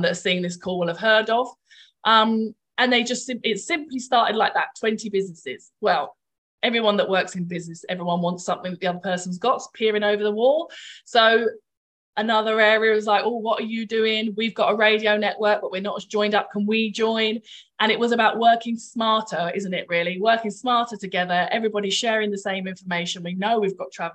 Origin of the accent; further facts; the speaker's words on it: Brighton, South East England, United Kingdom; moved away as an adult; also born or lived in Newcastle upon Tyne; now in London, United Kingdom; I'm from Brighton, born and bred.